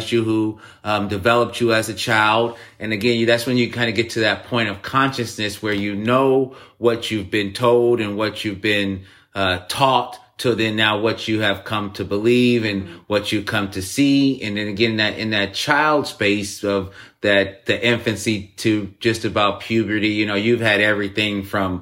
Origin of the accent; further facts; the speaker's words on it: United States; I'm from America